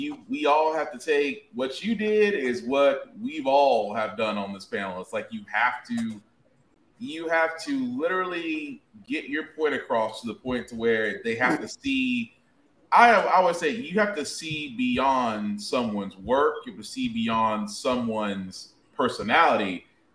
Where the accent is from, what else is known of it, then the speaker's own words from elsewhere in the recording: the South, United States; I'm from the South